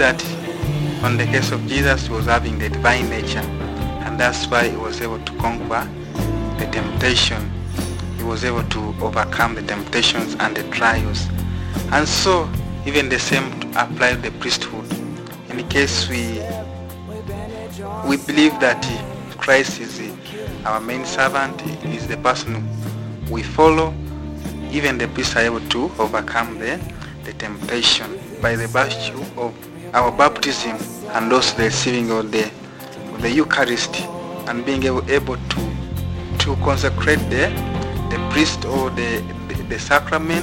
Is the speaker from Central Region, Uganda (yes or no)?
no; Hoima, Western Region, Uganda; I'm from Uganda, in the western part of Uganda, and that is Hoima.